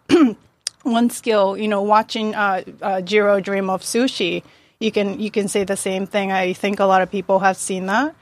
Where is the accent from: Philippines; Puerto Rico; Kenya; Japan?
Japan; moved away as an adult; also born or lived in Yokohama; now in United States; born and raised in Japan uh, until 19.